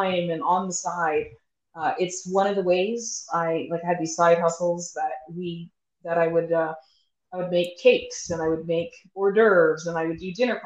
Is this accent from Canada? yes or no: yes; Toronto, Ontario, Canada; moved away as an adult; also born or lived in Bahamas; now in Calgary, Canada; I was born and raised in Toronto